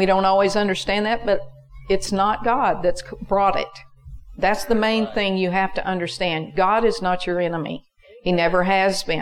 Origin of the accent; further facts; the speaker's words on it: United States; I'm an American